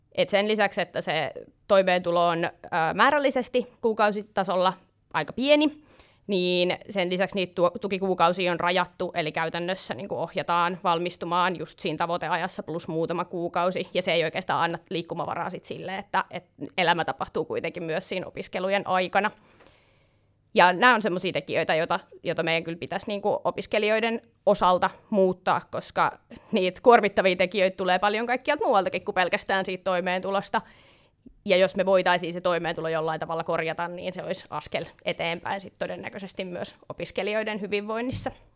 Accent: Tampere, Pirkanmaa, Finland; moved away as an adult; now in Helsinki, Finland; maantieteellisesti mä tuun Tampereelta, mutta nykyään asun Helsingissä

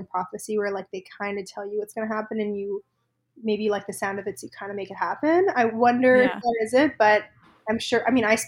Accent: Toronto, Ontario, Canada; I'm from Toronto, born and raised a little bit outside of the city growing up.

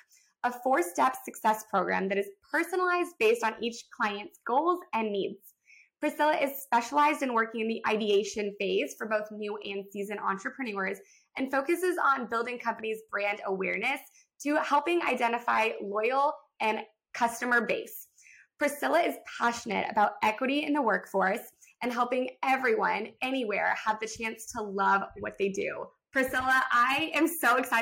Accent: Texas, United States; we are both from Texas

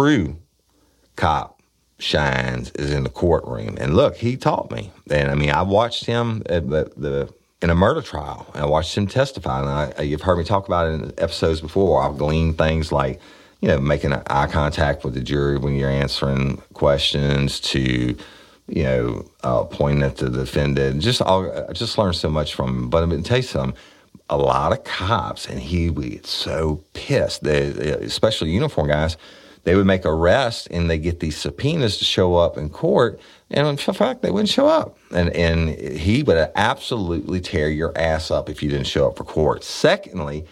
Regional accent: United States; I'm an American. I'm proud of it

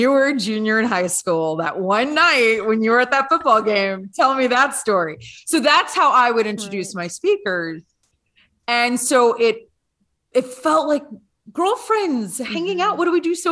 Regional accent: Louisiana, United States; now in Canada; I'm originally from Louisiana.

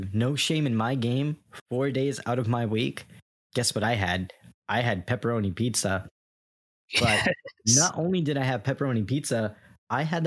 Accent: New York, United States; now in Florida, United States; I'm from New York

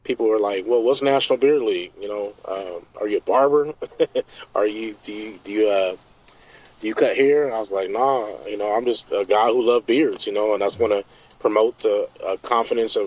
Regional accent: Portland, Oregon, United States; also born or lived in Omaha, Nebraska; Portland, Oregon. So I grew up here, but I'm not raised. I wasn't born here. So I was born in Omaha, Nebraska.

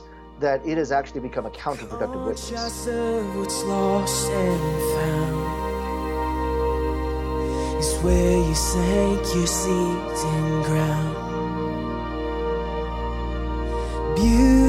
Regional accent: South Korea; now in United States; I was born in Korea

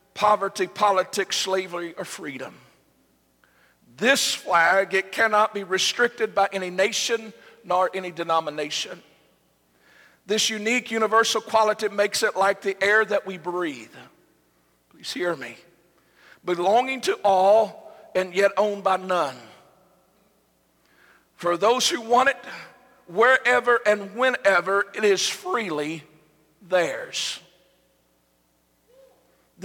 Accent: United States; we as Americans

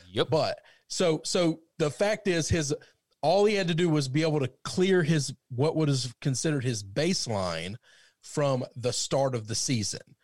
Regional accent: outside of St. Louis, Missouri, United States; growing up outside of St. Louis

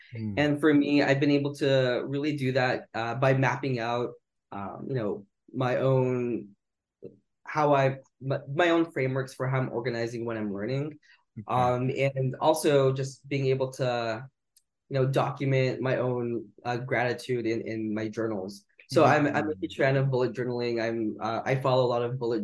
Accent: Wapato, Washington, United States; moved away as an adult; also born or lived in Seattle / Syracuse, New York / San Francisco; now in New York City, United States; I grew up in Wapato, Washington. It's located in central Washington

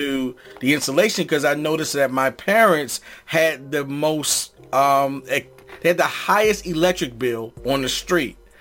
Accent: East Coast, United States; also born or lived in Los Angeles; I'm from the East

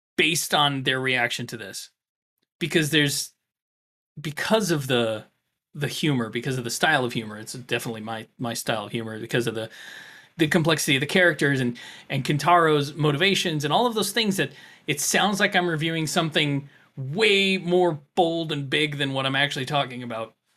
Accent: Florida, United States; growing up in Florida

